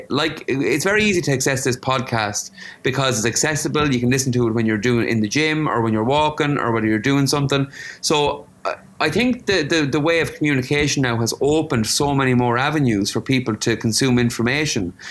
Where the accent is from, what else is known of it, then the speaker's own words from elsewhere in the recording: Ireland; there are things that we can celebrate with this globalization where we can bring the diversity we bring as Irish people to different cultures.